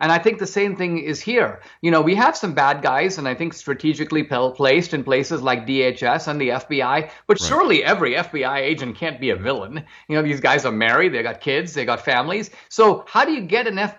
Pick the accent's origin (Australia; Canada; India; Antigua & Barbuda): India; outside of Bombay, Maharashtra; I grew up in India in a middle class family outside of Bombay